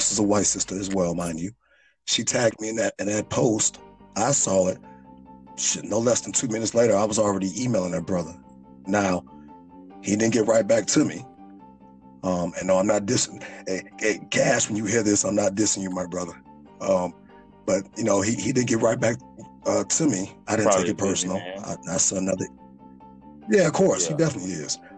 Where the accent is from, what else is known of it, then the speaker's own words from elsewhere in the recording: Chicago, Illinois, United States; I'm a true Chicago nigga